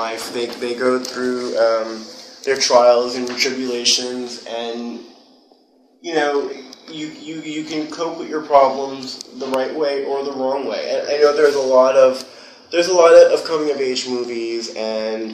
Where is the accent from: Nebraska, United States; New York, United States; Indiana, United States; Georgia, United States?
New York, United States; New York City; also born or lived in Los Angeles; I'm originally from Whitestone, which is in Queens.